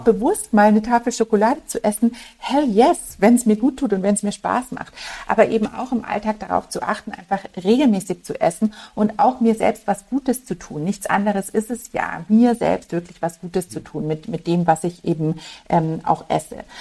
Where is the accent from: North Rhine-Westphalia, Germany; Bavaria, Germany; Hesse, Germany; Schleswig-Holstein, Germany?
Bavaria, Germany; Munich; Ich bin ähm, ein gebürtiges Münchner Kindel und für mich ist das einfach daheim